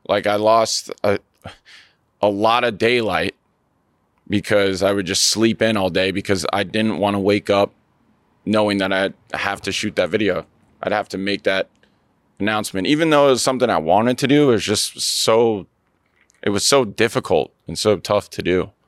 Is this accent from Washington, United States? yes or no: yes; Seattle, Washington, United States; I'm from Seattle, Washington